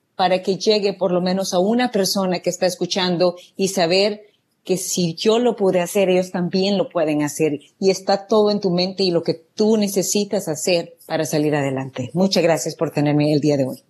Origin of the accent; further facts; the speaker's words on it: El Salvador; moved away as an adult; now in United States; yo soy de El Salvador y realmente viví una juventud muy alegre, una niñez muy alegre con mis padres.